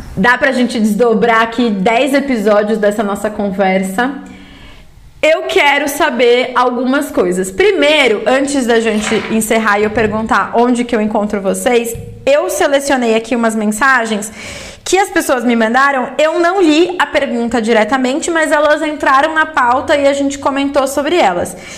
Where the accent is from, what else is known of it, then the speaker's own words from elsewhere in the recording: São Paulo, Brazil; eu sou paulista, da onde? Eu falei, ah, da Moca.